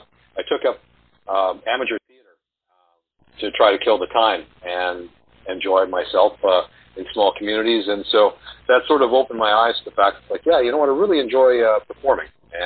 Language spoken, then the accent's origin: English; Winnipeg, Manitoba, Canada; my hometown of Winnipeg